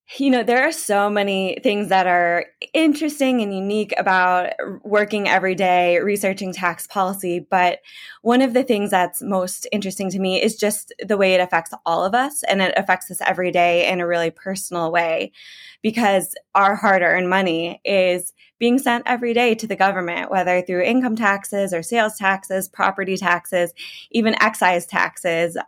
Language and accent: English; Illinois, United States; moved away; I'm from Illinois originally, grew up there